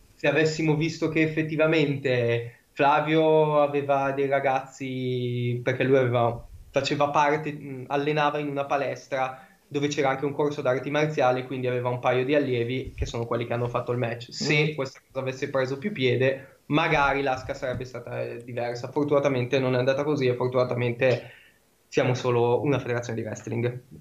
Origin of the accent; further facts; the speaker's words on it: Brianza, Lombardy, Italy; io sono della Brianza, abito vicino a Monza